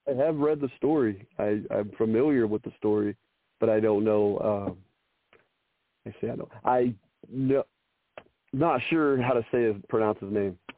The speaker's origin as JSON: {"language": "English", "country": "Canada", "said": "I'm Canadian so, I'm Goose."}